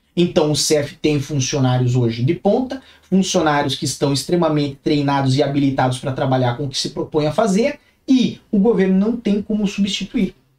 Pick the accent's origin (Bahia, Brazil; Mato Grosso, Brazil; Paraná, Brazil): Paraná, Brazil; Curitiba; now in Lisbon, Portugal; Nasci em Curitiba, Paraná, certo? Uma terrinha fria, uma terrinha muito boa